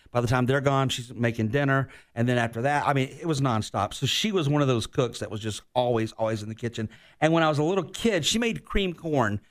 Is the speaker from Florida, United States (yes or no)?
yes; Florida, United States; also born or lived in Virginia; getting back home to Florida. Like, I was heartbroken that I had to move out of my home state